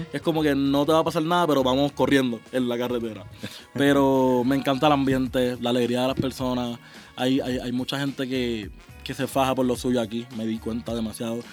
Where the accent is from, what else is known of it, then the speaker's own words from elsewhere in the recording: Puerto Rico; en mi país, en Puerto Rico